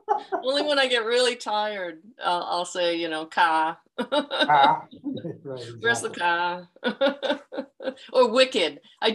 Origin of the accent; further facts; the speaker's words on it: Massachusetts, United States; moved away as an adult; now in Vineland, United States; I'm from Massachusetts originally